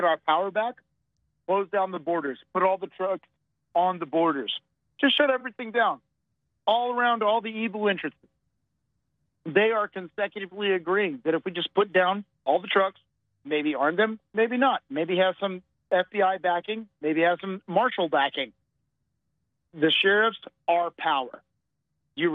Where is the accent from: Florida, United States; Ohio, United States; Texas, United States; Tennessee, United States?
Texas, United States; I'm from Texas.